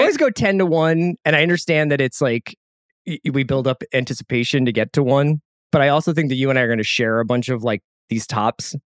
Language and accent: English; United States; I am American.